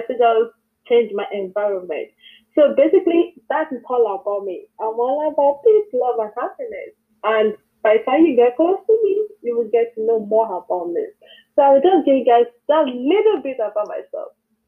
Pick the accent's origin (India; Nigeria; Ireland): Nigeria; moved away as an adult; now in United States; I'm from Nigeria